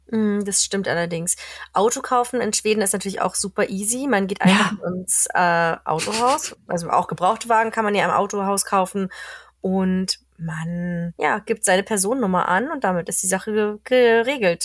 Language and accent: German; Germany; now in Sweden; als Deutscher